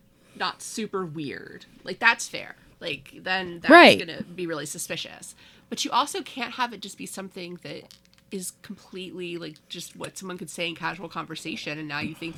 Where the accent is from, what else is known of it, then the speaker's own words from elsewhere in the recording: the South, United States; accent: Southern; I could feel my Southern accent coming back.